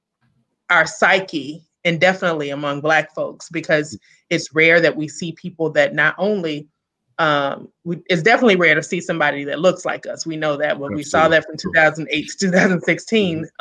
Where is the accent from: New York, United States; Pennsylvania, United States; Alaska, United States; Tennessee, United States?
Tennessee, United States; Memphis; accent: Southern; moved away as an adult; now in Hyattsville, United States; I'm originally from Memphis, Tennessee, so I'm a Southern girl